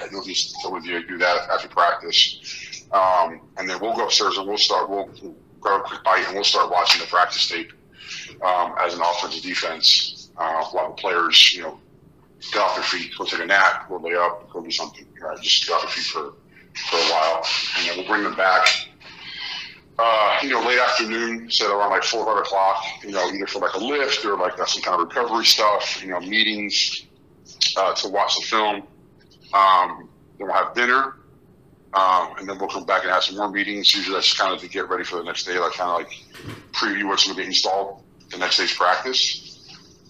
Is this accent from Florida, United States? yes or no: yes; Miami, Florida, United States; So I grew up in Miami in the 80s. I was born in 82